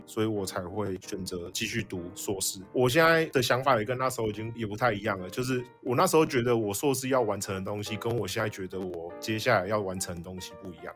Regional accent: Taoyuan, Taiwan; 我桃园人啊

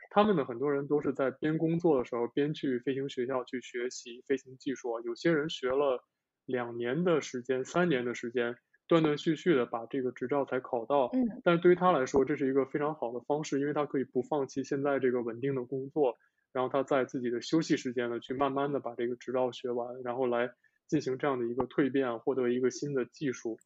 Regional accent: northern China, China; moved away as an adult; now in Japan; 我的家乡在北方

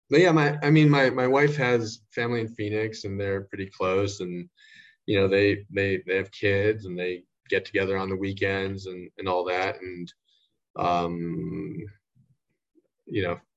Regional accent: Shanghai, China; now in Taiwan; You know, like I grew up in Shanghai, but I we went to the the American school. It's like the best prep school in Shanghai.

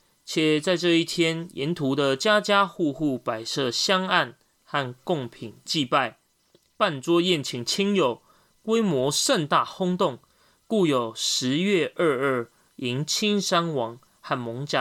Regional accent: Taipei, Taiwan; 从小住在万华

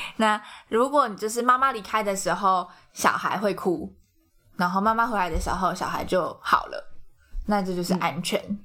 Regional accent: Taiwan; 我们台湾人

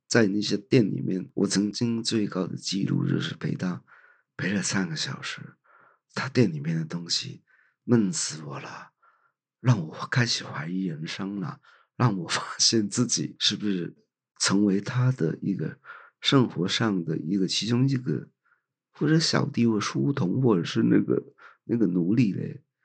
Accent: Hong Kong; moved away as an adult; now in Taiwan; 香港是我的故乡

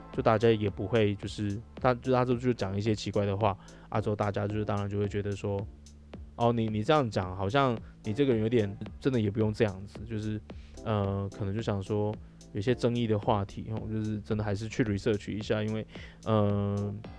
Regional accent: Taiwan; 我们台湾人

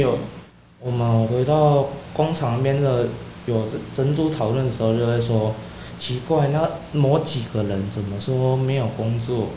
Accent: Gaoshu, Pingtung County, Taiwan; 我带着我的同学来认识我的家乡

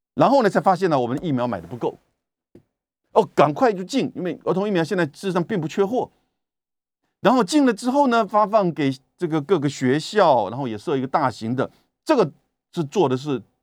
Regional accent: Taiwan; 我们台湾人自己看的其实都蛮痛心的

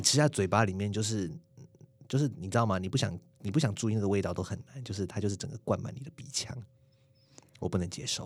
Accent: Tainan, Taiwan; also born or lived in Taichung; 我是台南人

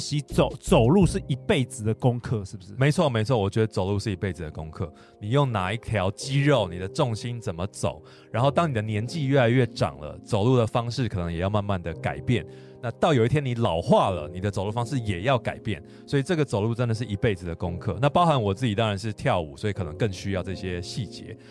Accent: Taiwan; 我们台湾人

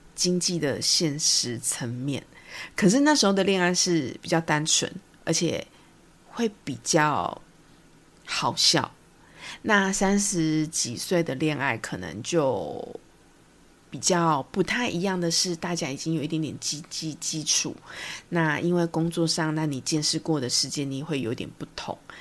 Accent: Taiwan; accent: Taiwanese Mandarin; 我真的是台湾国语很严重

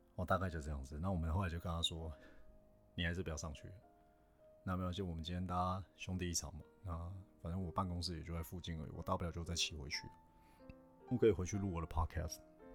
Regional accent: Taiwan; first language Chinese; 比如说台湾人嘛，台湾人彼此传讯息，因为母，母语都是中文

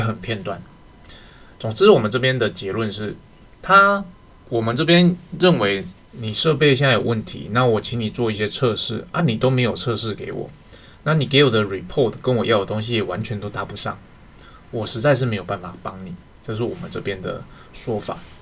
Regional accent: Taiwan; 我们台湾这边

